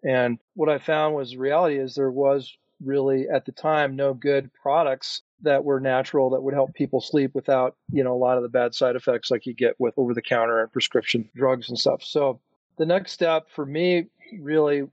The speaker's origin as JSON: {"language": "English", "region": "Minnesota", "country": "United States", "tie": "born or raised there", "moved": "yes", "lives_now": "Colorado, United States", "said": "I grew up in Minnesota, but have been living in Colorado since 1995"}